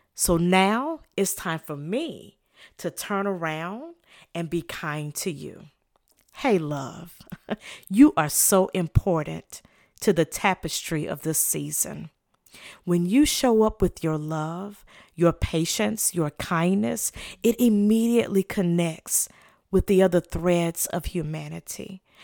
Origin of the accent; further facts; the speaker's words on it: the South, United States; I'm from the South